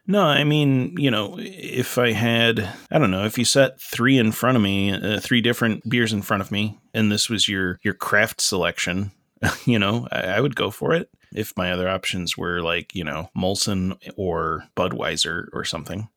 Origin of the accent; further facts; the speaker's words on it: Dublin, Georgia, United States; now in Rochester, United States; I'm from Lawrence County, Dublin, Georgia